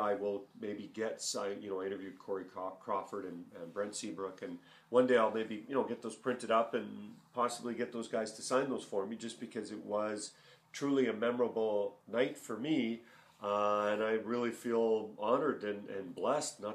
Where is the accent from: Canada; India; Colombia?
Canada; Edmonton, Alberta; also born or lived in Winnipeg; a kid growing up in Edmonton